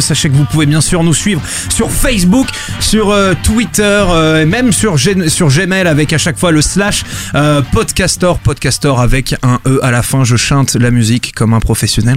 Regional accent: Bordeaux, Nouvelle-Aquitaine, France; now in Paris, France; je suis de Bordeaux

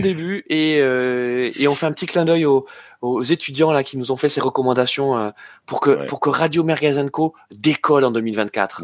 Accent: France; en tant que Français

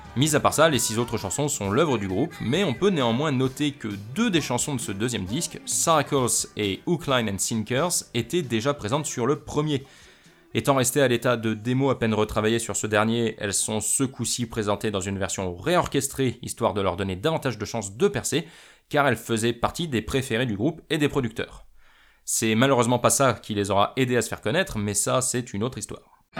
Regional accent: France; chez nous en France

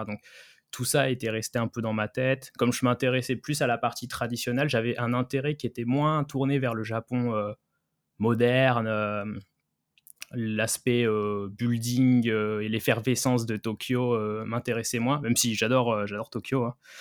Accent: France; moved away as an adult; also born or lived in Kyoto, Japan; quand on est français

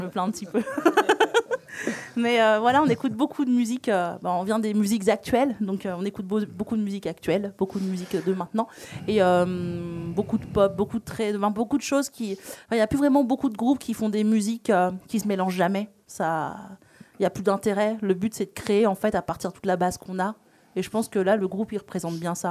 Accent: Réunion; je suis réunionnaise

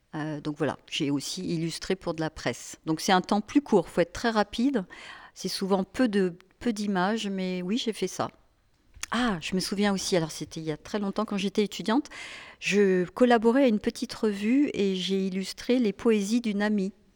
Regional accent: Annecy, Auvergne-Rhône-Alpes, France; moved away; also born or lived in Paris; je viens d'Annecy

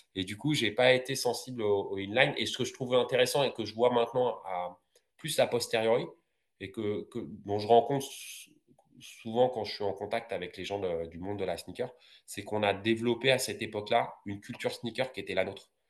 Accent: Villiers-le-Bel, Île-de-France, France; ma ville de Villiers-le-Bel, parce que je suis originaire de Villiers-le-Bel dans 95

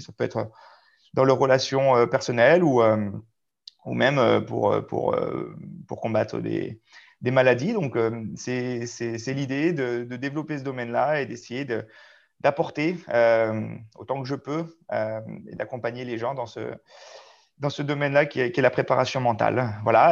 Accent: Albertville, Auvergne-Rhône-Alpes, France; moved away as an adult; also born or lived in Chambéry / Clermont-Ferrand / Mios / Saintes; now in Saint-Junien, France; je suis né euh, à Albertville, en Savoie

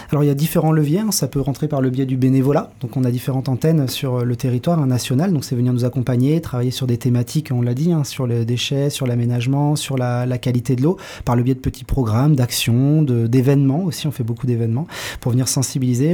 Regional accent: Saint-Nazaire, Pays de la Loire, France; moved away as an adult; also born or lived in Nantes; je suis né à Saint-Nazaire, donc sur la côte. J'ai grandi près de la mer.

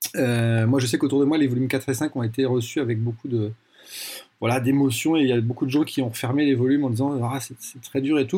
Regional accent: France; j'ai grandi en France de manière très classique.

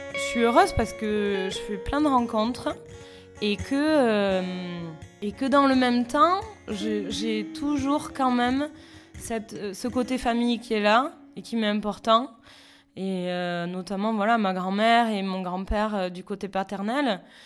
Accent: Béarn, small village near Pau, Nouvelle-Aquitaine, France; moved away as an adult; also born or lived in Australia / Toulouse; enfance béarnaise, euh, puisque voilà, moi j'ai grandi euh, dans, dans, dans, un petit village pas loin de Pau

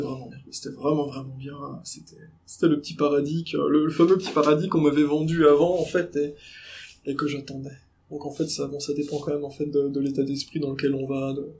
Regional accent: Nancy, Grand Est, France; je suis de Nancy

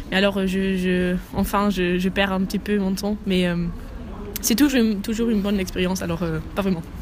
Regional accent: Germany; French is a second language; moved away as an adult; now in Lille, France; euh, j'ai 21 ans et je suis allemande.

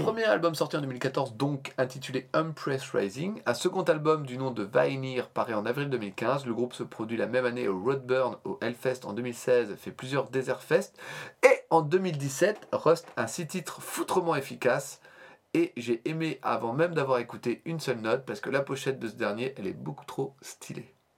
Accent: Normandy, France; à notre accent déplorable, nous pauvres normands.

